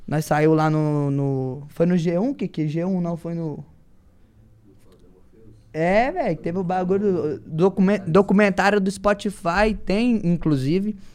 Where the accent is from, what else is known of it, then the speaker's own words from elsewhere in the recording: Belo Horizonte, Minas Gerais, Brazil; eu vim lá de Minas Gerais, BH, daquele naipão de rocha, só força. Essas é são as gírias nossas lá da Guiné.